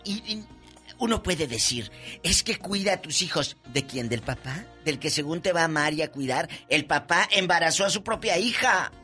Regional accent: Matamoros, Tamaulipas, Mexico; mi Matamoros del alma

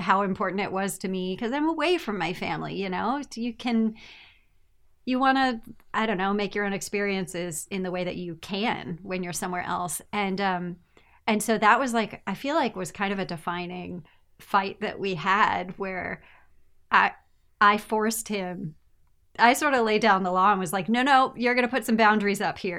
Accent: United States; moved away; I am American

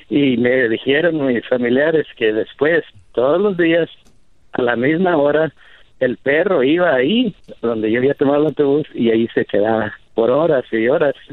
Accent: Mexico; now in United States; Cuando yo me vine de México a Estados Unidos por primera vez, tomé el autobús.

